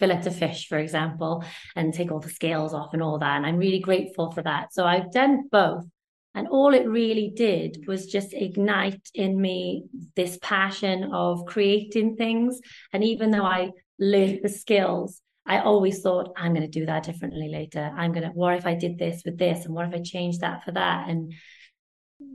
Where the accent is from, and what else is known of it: Wales, United Kingdom; also born or lived in London